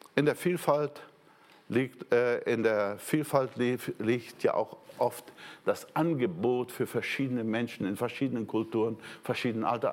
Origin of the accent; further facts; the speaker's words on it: Brazil; moved away; Ich war ja Brasilianer